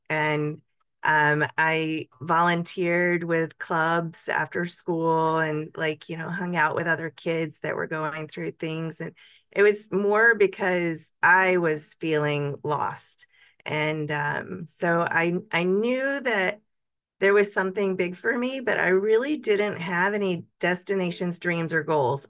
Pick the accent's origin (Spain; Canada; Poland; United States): United States; Montgomery, Alabama; I actually was born and raised in Montgomery